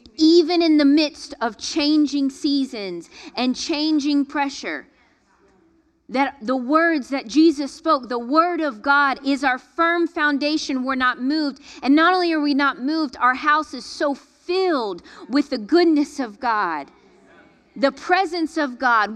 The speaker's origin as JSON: {"language": "English", "region": "Florida", "country": "United States", "tie": "born or raised there", "said": "growing up in Florida"}